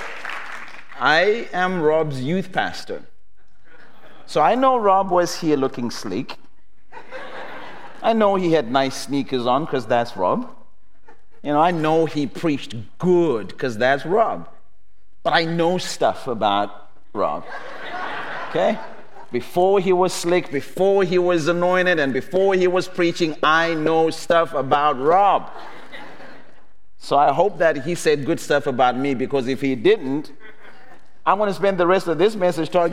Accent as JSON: {"language": "English", "country": "Zimbabwe", "said": "I come from Zimbabwe"}